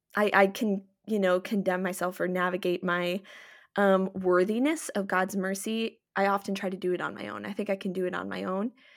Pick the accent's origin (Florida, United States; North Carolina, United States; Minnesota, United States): Minnesota, United States; I was born and raised in Minnesota